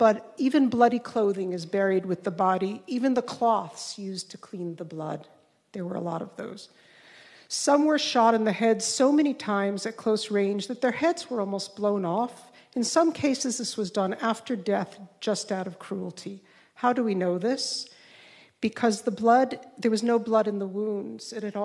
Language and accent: English; Jerusalem, Jerusalem District, Israel; English is a second language